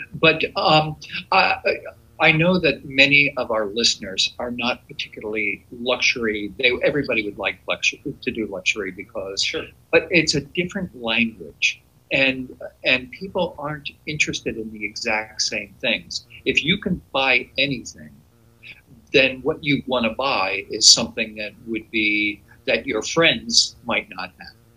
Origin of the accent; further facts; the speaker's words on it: outside Philadelphia, Pennsylvania, United States; I was born outside Philadelphia